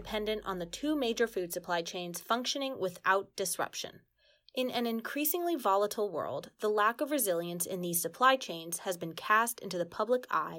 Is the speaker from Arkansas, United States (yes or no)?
no; Los Angeles, California, United States; I'm from Los Angeles